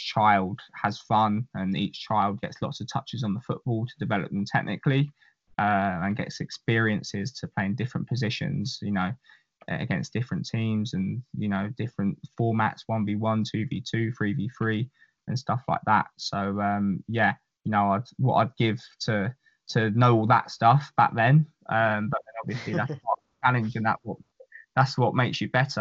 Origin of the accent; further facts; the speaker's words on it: England, United Kingdom; moved away as an adult; also born or lived in United States; as an English person